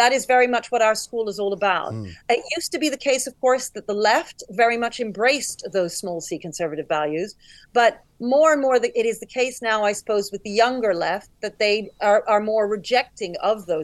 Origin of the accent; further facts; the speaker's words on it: United Kingdom; I'm black and I'm British